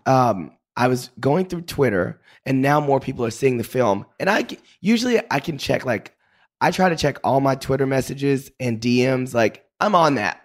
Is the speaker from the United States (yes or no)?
yes; Paris, Texas, United States; also born or lived in Dallas; I grew up in Paris, Texas.